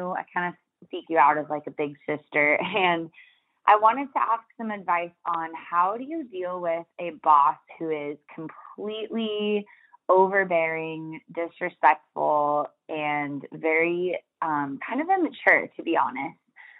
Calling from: Oregon, United States

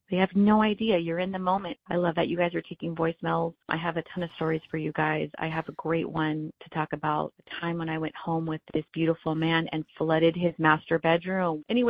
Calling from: California, United States; I'm calling from Southern California, and I'm here to let you know how you perfect it.

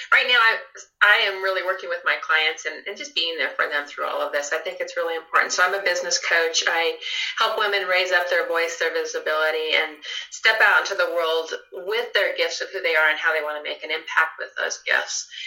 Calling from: Evergreen, Colorado, United States; So I'm in Evergreen, Colorado. So I'm in the foothills of Colorado, and I live.

